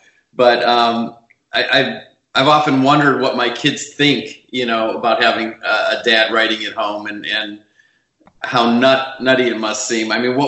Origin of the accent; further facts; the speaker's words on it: Chicago, Illinois, United States; also born or lived in New York; now in California, United States; I grew up in Chicago, so I know cold.